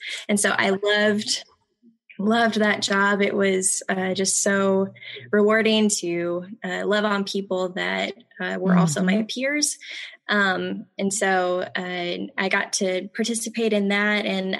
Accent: St. Louis, Missouri, United States; now in Orlando, United States; So my family and I moved from St. Louis, Missouri in 2004. And we currently live in Orlando, Florida.

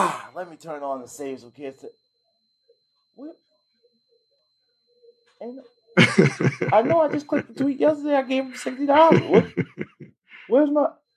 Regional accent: Connecticut, United States; I'm from Connecticut

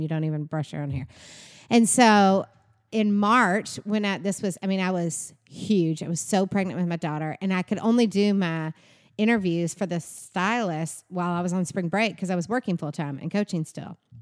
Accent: Bowling Green, Kentucky, United States; moved away as an adult; now in Nashville, United States; I'm from Bowling Green, Kentucky

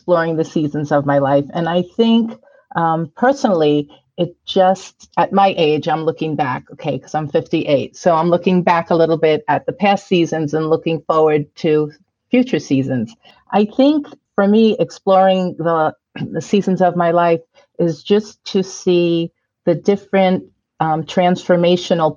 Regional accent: Valley Stream, New York, United States; moved away as an adult; also born or lived in Brooklyn, New York / Florida; now in Sedona, United States; I was born in Brooklyn, like you said, but I grew up in Valley Stream

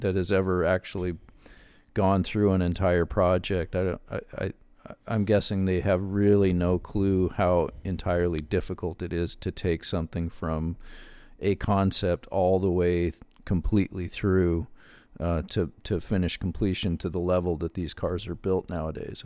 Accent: Wyoming, United States; I'm from Wyoming

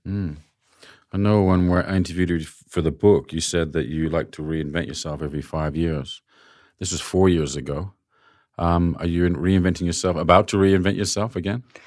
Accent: London, United Kingdom; now in Sydney, Australia; London was my hometown before

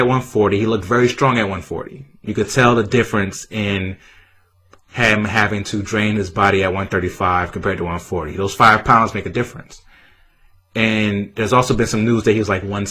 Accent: New Orleans, Louisiana, United States; We're both from New Orleans.

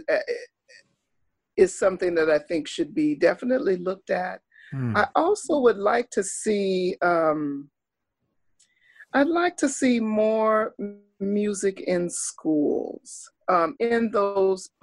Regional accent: Oklahoma, United States; moved away; I grew up in Oklahoma, which was a while ago. I was in the fifth grade

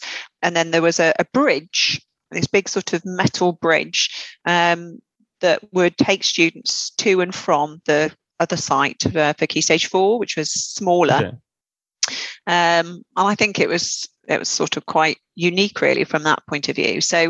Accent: West Midlands, United Kingdom; accent: Black Country; Black Country girl, even though my sister, who's still there, thinks I'm a traitor because I've lost my accent.

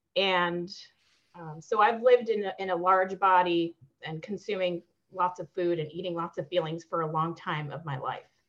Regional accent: Maryland, United States; also born or lived in Peru; I moved to the states when I was three, and I grew up on the East Coast in Maryland

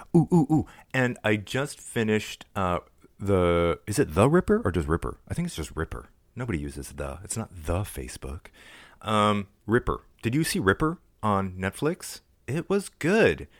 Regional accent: Toronto, Ontario, Canada; my hometown

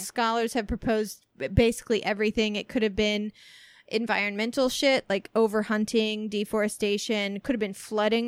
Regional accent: Southern Illinois, United States; growing up in Southern Illinois

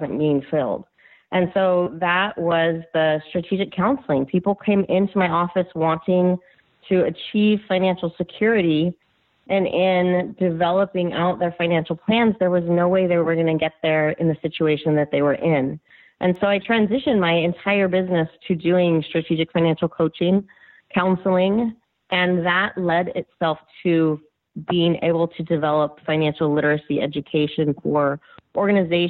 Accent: Northern California, United States; I'm from Northern California, where we live and raise our children

